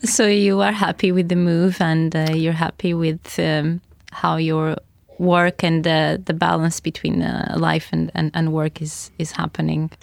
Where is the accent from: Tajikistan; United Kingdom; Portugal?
Portugal; now in Oslo, Norway; although we are from the south of Europe, Portugal and Spain respectively